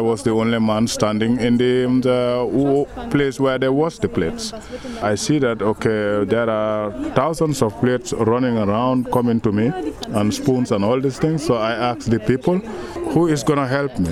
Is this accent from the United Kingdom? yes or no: no; Gambia; moved away as an adult; also born or lived in Germany; I come from the Gambia in uh, 2000, year 2000